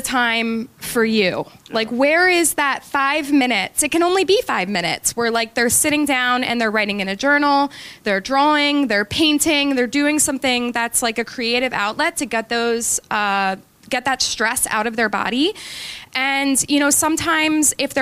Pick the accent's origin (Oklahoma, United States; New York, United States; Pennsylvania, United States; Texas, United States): Pennsylvania, United States; Glen Mills; I grew up in Glen Mills